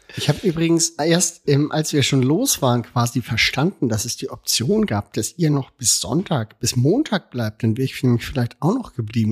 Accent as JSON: {"language": "German", "region": "Hamburg", "country": "Germany", "said": "Ich bin als Hamburger"}